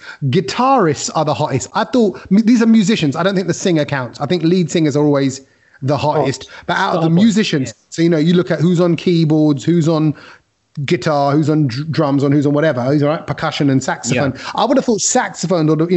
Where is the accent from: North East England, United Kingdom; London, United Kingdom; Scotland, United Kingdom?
London, United Kingdom; we were growing up in East Ham